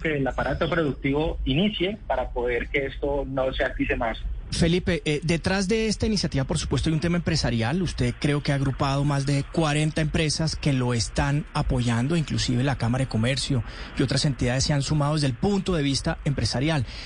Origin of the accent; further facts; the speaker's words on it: Cali, Valle del Cauca, Colombia; como caleños